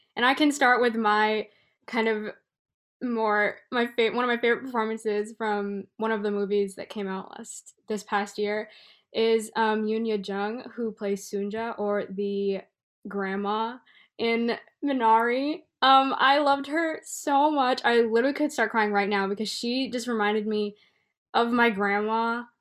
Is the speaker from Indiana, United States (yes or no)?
no; Bay Area, California, United States; born and raised in the Bay Area